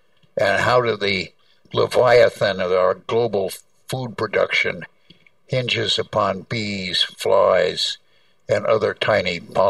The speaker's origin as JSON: {"language": "English", "region": "California", "country": "United States", "tie": "born or raised there", "said": "Yes, I'm old enough. I grew up in California in the 40s."}